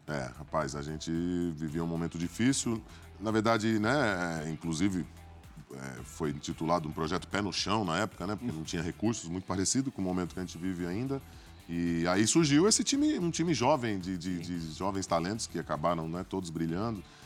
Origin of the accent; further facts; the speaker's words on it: Santos, São Paulo, Brazil; also born or lived in New York; somos de Santos